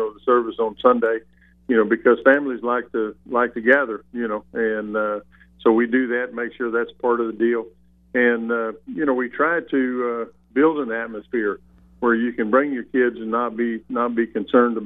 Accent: Southwest, United States; I grew up in the Southwest

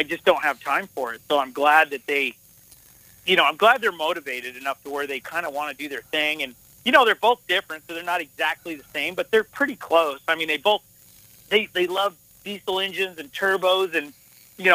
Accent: Montana, United States; also born or lived in Las Vegas, Nevada; I went with my mom to Montana, and that's where I kind of learned this cowboy stuff

